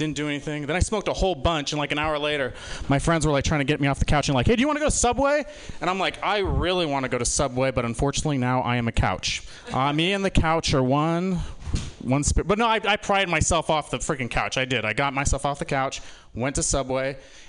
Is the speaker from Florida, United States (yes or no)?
no; Utah, United States; now in San Francisco, United States; I was born here in San Francisco, but I grew up in Utah